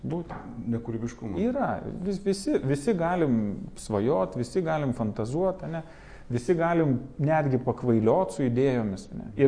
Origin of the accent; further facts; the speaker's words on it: Lithuania